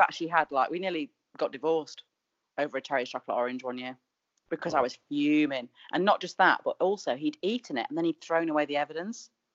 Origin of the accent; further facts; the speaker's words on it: Manchester, North West England, United Kingdom; moved away; I'm from Manchester